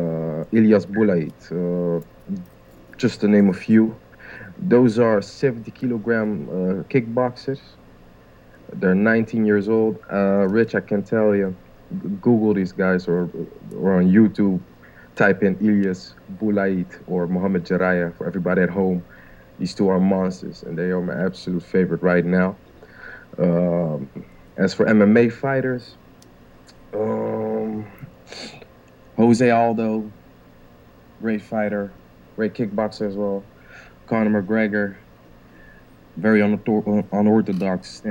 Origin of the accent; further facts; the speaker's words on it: Rotterdam, South Holland, Netherlands; Rotterdam, my hometown